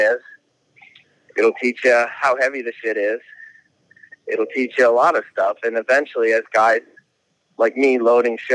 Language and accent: English; Northeast, United States; I'm from the Northeast